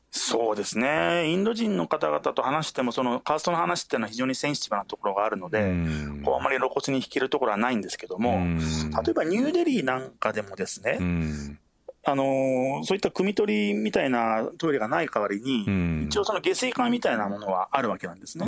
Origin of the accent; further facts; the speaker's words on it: Hokkaido, Japan; moved away; also born or lived in New Delhi; 私も、あのー、北海道の出身ですし